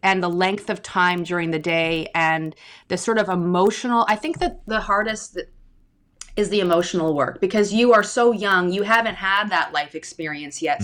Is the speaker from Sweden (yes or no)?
no; Victoria, British Columbia, Canada; also born or lived in Glasgow; I grew up in Victoria on Vancouver Island